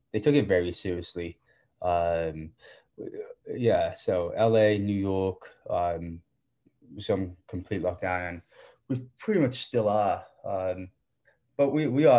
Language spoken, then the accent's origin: English; Lake District, Cumbria, North West England, United Kingdom; moved away as an adult; also born or lived in Huddersfield; now in Los Angeles, United States; I'm from the Lake District. Yeah, from the north. I grew up there, lived there for 18 years